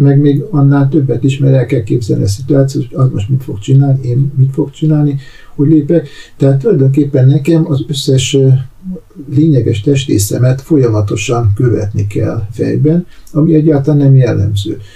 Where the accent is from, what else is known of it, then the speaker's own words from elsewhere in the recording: Hungary; én ugye Magyarországról jöttem